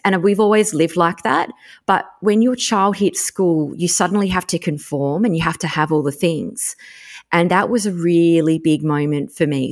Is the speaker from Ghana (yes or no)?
no; Tasmania, Australia; I grew up in Tassie